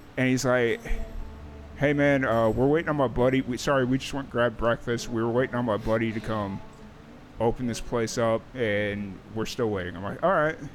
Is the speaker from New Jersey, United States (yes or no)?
no; Chicago, Illinois, United States; now in Dallas, United States; I grew up in South Chicago.